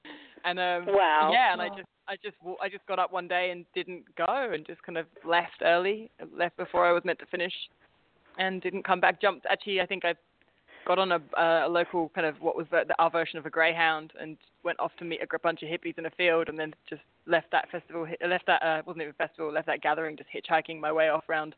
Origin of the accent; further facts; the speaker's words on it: Staines, South East England, United Kingdom; But I was brought up in a place called Staines, which is, if those of you who know Ali G, that's his stomping ground